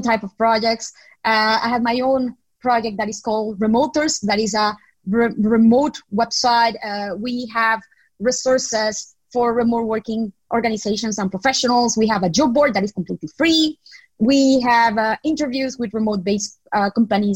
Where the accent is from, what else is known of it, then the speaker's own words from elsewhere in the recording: Nicaragua; moved away as an adult; also born or lived in Spain; I grew up, studied, and went to university in Nicaragua, in my home country.